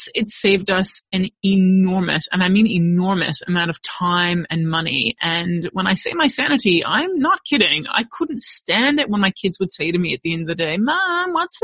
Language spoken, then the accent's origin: English; United States; moved away as an adult; now in Australia; while I am American, I did raise my kids here in Australia